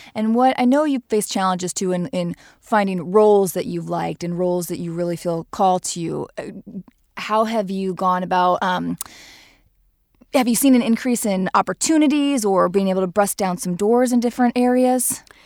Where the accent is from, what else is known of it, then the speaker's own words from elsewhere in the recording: Nebraska, United States; we're from Nebraska